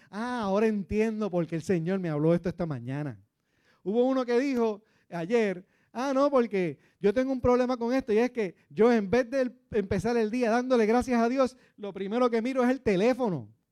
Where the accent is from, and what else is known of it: Puerto Rico